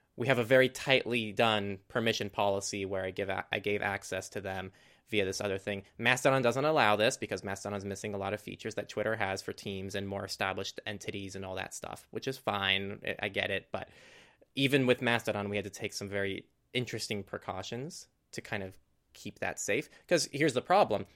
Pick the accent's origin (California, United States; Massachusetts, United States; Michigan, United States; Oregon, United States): California, United States; in my hometown, which is just a tiny hometown, middle of nowhere. Not middle of nowhere, but it's, it's in California